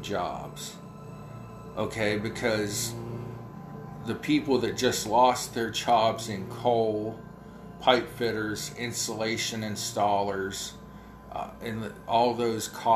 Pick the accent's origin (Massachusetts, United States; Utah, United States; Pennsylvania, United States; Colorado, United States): Pennsylvania, United States; near Pittsburgh; accent: Pittsburgh; I live too close to Pittsburgh